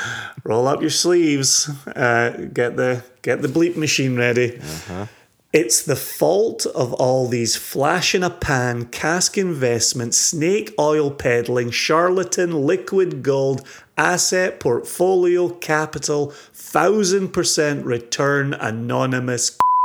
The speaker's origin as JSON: {"language": "English", "region": "Scotland", "country": "United Kingdom", "said": "As a Scottish person who is emotionally invested in Scottish single malt whiskies"}